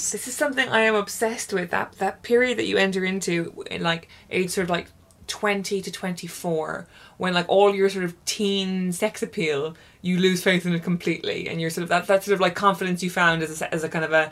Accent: Dubai, United Arab Emirates; oh right and I grew up in Dubai everyone

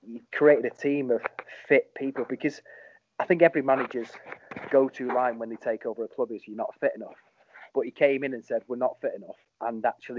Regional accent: Stockport, North West England, United Kingdom; I'm from Stockport

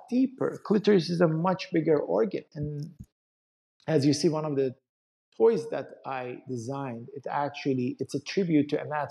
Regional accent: Iran; moved away as an adult; my background is I come from Iran. So I grew up in Iran. I went to medical school back in Iran.

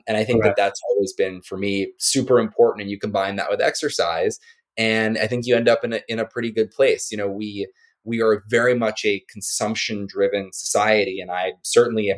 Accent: Maryland, United States; I was born on the East Coast and grew up in Maryland

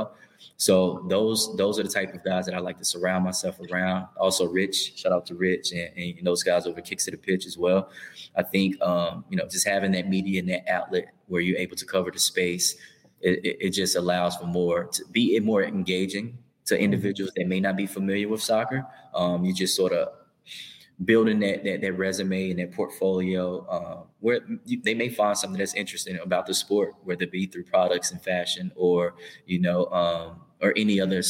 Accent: the South, United States; moved away as an adult; also born or lived in Miami; now in Pacific Northwest, United States; I'm from the South

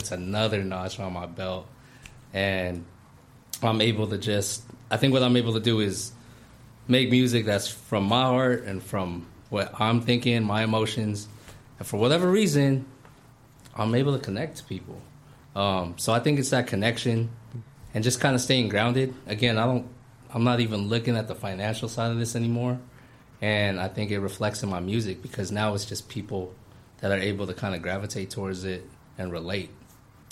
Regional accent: California, United States; moved away as an adult; also born or lived in Philippines; a Filipino-American born and raised in California who fucking moved to the Philippines

